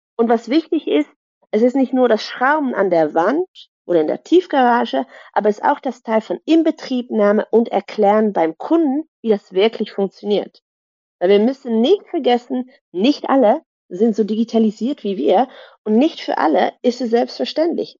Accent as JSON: {"language": "German", "country": "Netherlands", "tie": "born or raised there", "also_born_or_lived": "Germany / Brussels", "second_language": "German", "moved": "as an adult", "said": "ich bin gebürtige Niederländerin, aber habe lange in Deutschland gearbeitet und studiert"}